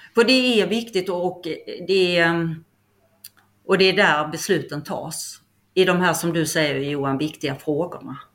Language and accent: Swedish; Skåne, Sweden; accent: Skåne dialect; also born or lived in Stockholm; now in Kaxås, Sweden; jag är ju inte härifrån, vilket hörs på min dialekt, jag är från Skåne